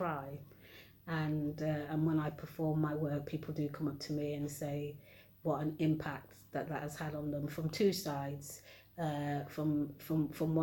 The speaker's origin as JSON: {"language": "English", "town": "Nottingham", "region": "East Midlands", "country": "United Kingdom", "tie": "born or raised there", "said": "I'm a Nottinghamian. This is the city where I was born"}